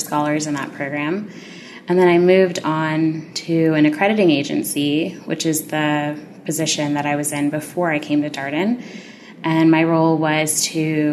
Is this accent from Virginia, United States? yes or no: yes; Annandale, Virginia, United States; I am from Annandale, Virginia, so I'm a local to the D.C. area.